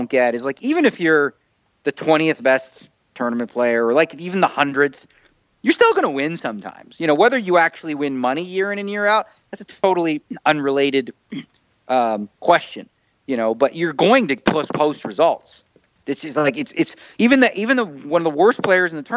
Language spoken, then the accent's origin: English; Canada; moved away as an adult; now in Las Vegas, United States; I'm still Canadian